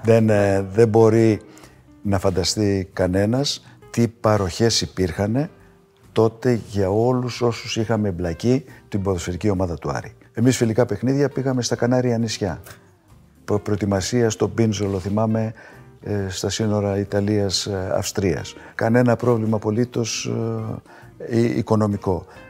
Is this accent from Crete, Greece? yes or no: no; Athens, Attica, Greece; Το πατρικό μου το σπίτι είναι 500 μέτρα από το γήπεδο